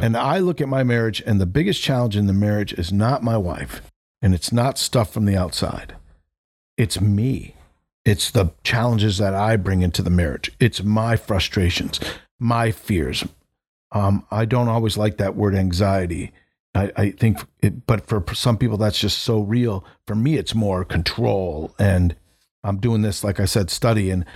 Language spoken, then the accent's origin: English; New England, United States; now in Florida, United States; I grew up in New England